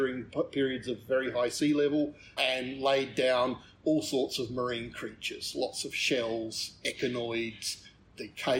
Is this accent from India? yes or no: no; Adelaide, South Australia, Australia; now in Alice Springs, Australia; I grew up in Adelaide, yes, in South Australia.